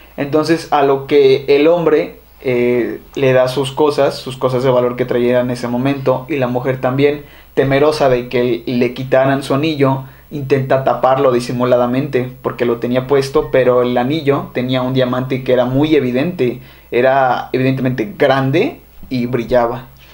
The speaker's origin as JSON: {"language": "Spanish", "town": "Xalapa", "region": "Veracruz", "country": "Mexico", "said": "Somos jalapeños"}